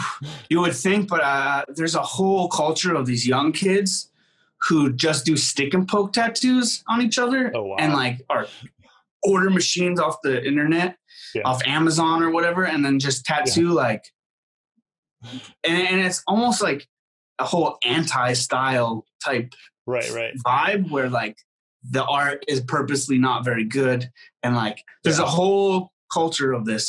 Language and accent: English; Syracuse, New York, United States; You know, I was growing up in Syracuse, like I got into straight edge hardcore bands and stuff